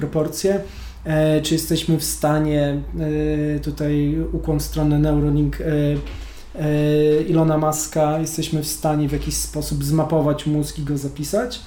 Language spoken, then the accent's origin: Polish; Gdańsk, Pomeranian Voivodeship, Poland; Sam się wychowałem w falowcu